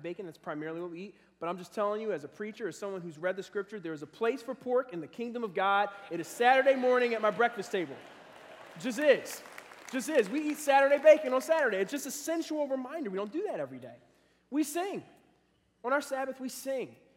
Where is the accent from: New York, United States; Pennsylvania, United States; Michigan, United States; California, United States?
Pennsylvania, United States; Philadelphia; also born or lived in Cincinnati area (Gulf Manor); now in Cincinnati, United States; growing up in Philadelphia